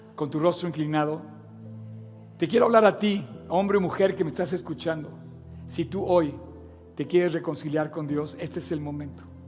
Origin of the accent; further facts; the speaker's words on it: Mexico; moved away; also born or lived in Oxford, England; Yo también a su edad me fui a vivir fuera de México, Inglaterra